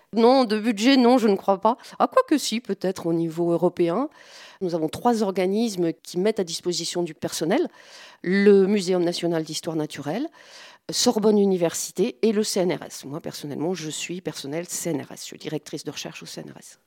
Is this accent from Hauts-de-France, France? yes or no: yes; the Nord, Hauts-de-France, France; moved away; je suis originaire du Nord